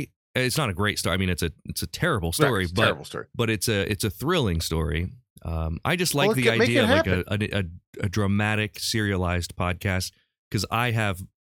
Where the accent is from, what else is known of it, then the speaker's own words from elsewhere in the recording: Urbana, Ohio, United States; moved away; my hometown of Urbana, Ohio. That happened my last year living in Urbana.